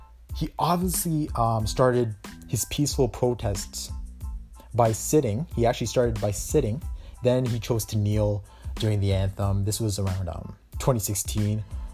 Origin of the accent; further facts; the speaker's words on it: Canada; I'm Canadian